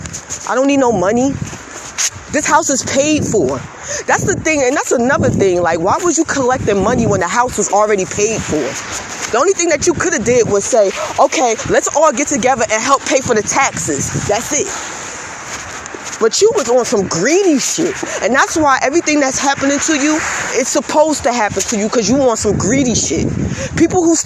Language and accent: English; United States; I live in America. I was born in America